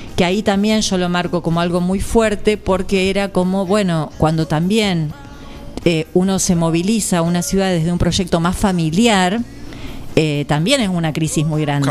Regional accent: General Pinto, Buenos Aires Province, Argentina; moved away as an adult; now in Nueve de Julio, Argentina; allá en Pinto nací, sigo teniendo toda mi familia, hice el jardín, la primaria, la secundaria

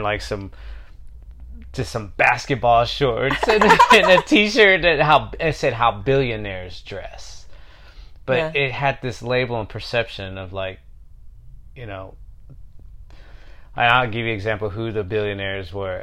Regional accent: Houston, Texas, United States; being from Houston

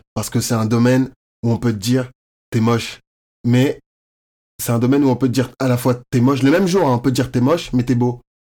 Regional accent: Courbevoie, Île-de-France, France; moved away as an adult; also born or lived in Côte d'Ivoire; now in Montreal, Canada; je viens de Courbevoie, c'est à côté de Paris

